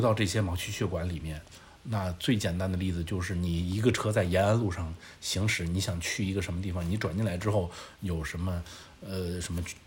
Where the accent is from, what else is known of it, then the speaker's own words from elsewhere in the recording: northern China, China; also born or lived in Beijing; now in Shanghai, China; 我是一个北方人